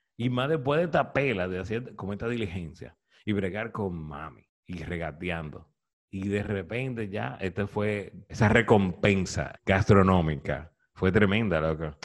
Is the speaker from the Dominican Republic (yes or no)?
yes; Santiago de los Caballeros, Santiago, Dominican Republic; Yo nací en Santiago, mi papá es de Moca